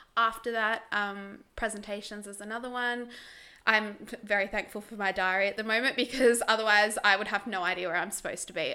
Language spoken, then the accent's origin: English; Tasmania, Australia; I grew up in Tassie. Good old little Tassie.